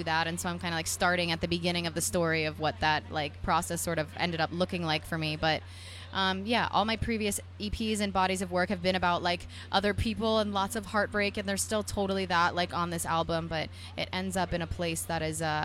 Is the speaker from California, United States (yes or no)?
no; New Jersey, United States; I'm from New Jersey, and I, you know, started playing in dive bars